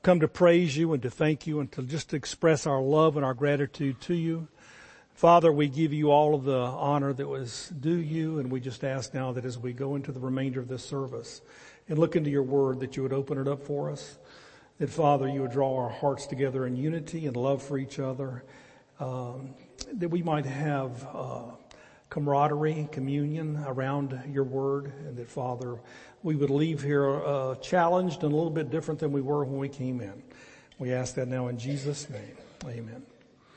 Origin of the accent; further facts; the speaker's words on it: the Carolinas, United States; now in Athens, TX, United States; we're both from the Carolinas, and all of our families there